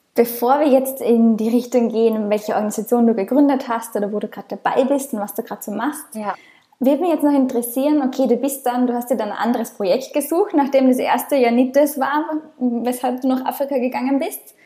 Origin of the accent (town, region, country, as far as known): Austria; moved away as an adult